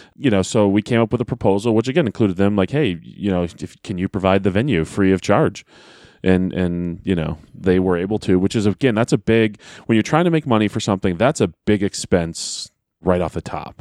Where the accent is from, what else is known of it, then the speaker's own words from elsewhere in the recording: Manchester, New Hampshire, United States; I am from Manchester.